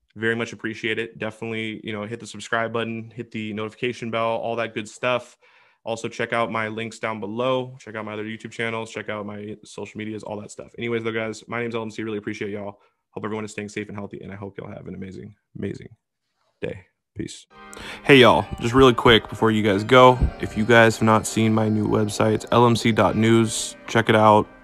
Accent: Washington, United States; my home state, Washington

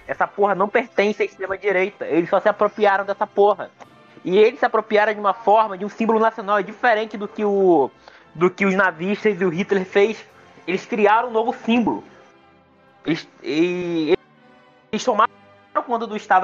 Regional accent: Nova Iguaçu, Rio de Janeiro, Brazil; eu sou de Nova Iguaçu, né?

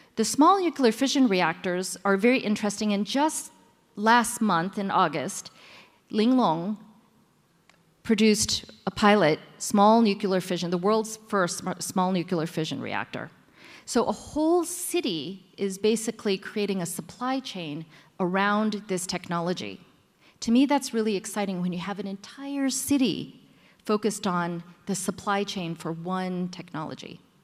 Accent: United States; now in Shanghai, China; I am actually American born Chinese with Taiwanese background who lives in Shanghai.

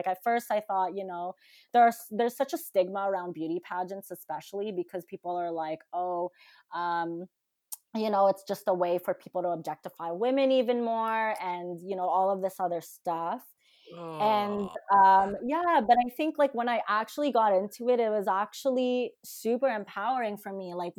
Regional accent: Philippines; being Filipino, I think this is probably the only stereotype that I've ever fulfilled as a Filipino girl.

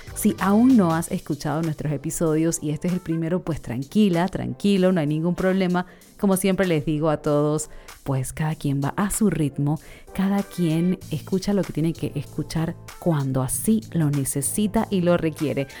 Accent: Panama; soy de Panamá, vivo actualmente en Panamá

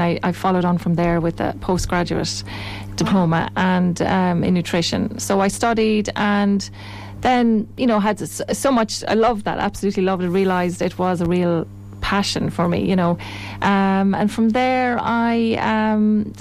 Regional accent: Tipperary, Ireland; moved away as an adult; also born or lived in Athlone; I'm from Tipperary originally, came to Athlone to work in pharmaceutical industry

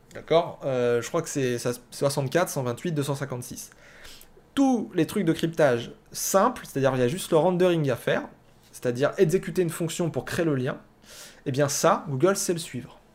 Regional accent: France; alors moi je viens de la France

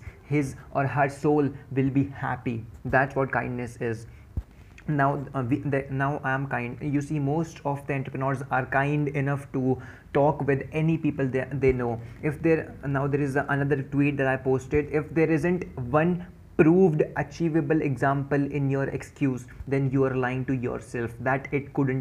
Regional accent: Dehradun, Uttarakhand, India; I'm from Dehradun.

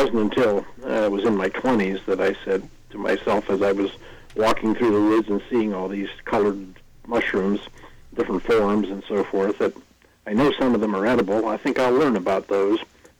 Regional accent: Salem, Ohio, United States; also born or lived in East Palestine, Ohio; I was raised in Salem, Ohio, which is in northeast Ohio.

